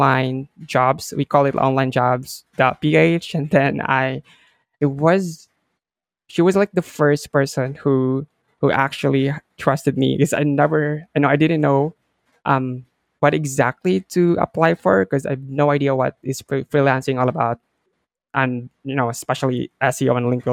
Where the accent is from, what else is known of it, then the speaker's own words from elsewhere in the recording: Philippines; I'm from the Philippines, and I've been working as a creative VA for Bibi for like 3 years now.